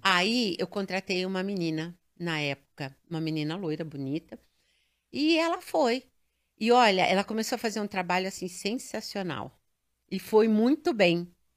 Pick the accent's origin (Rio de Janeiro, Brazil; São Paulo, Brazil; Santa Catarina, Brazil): São Paulo, Brazil; Eu nasci em São Paulo, paulistana.